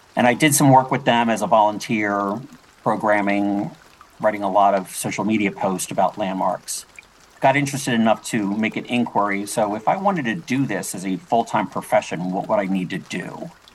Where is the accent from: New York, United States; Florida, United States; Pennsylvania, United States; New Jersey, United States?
Pennsylvania, United States; Philadelphia; I was born and raised in Philadelphia.